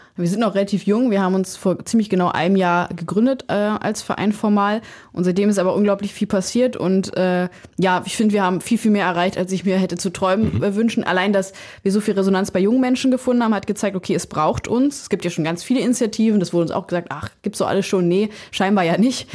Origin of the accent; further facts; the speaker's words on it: Germany; als Lausitzer